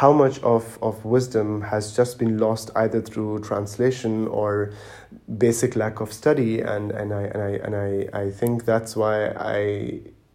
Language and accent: English; Dubai, United Arab Emirates; moved away as an adult; also born or lived in Pakistan / Germany; now in Berlin, Germany; I was born and raised in Dubai, in the United Arab Emirates